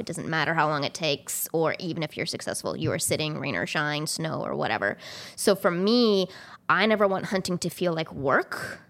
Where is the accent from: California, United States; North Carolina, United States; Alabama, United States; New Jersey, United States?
California, United States; also born or lived in Missouri; now in Maine, United States; I'm originally from California